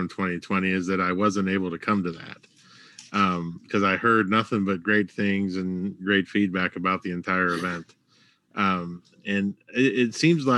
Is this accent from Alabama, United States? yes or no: no; West Virginia, United States; moved away; I'm from West Virginia originally, so I went back home